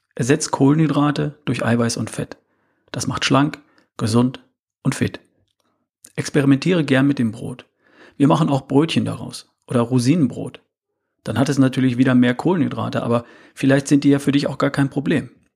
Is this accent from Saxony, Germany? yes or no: no; North Rhine-Westphalia, Germany; Ich bin in Ostwestfalen aufgewachsen.